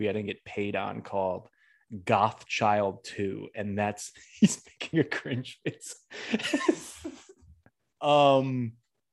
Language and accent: English; Western Massachusetts, United States; I'm from Western Mass